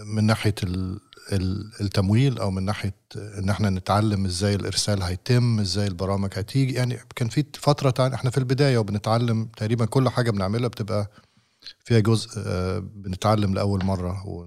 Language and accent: Arabic; Alexandria, Alexandria Governorate, Egypt; من مدينتي من اسكندرية